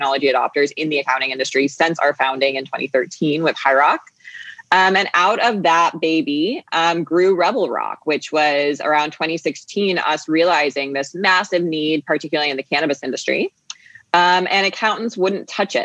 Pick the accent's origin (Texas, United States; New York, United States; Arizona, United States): Arizona, United States; Phoenix; also born or lived in Boston, Massachusetts; I grew up between Boston and here in Phoenix, Arizona, where I am today. I grew up in Boston for about 10 years. And then I moved out here to Arizona